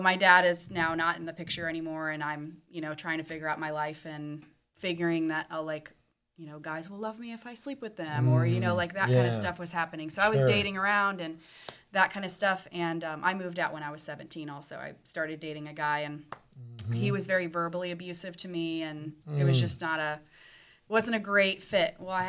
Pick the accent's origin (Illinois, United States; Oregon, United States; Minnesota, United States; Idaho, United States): Illinois, United States; Danvers; also born or lived in Europe / Bloomington, Illinois; So I grew up in Danvers, Illinois. It's a very small town. And then I moved to Bloomington when I was about 15.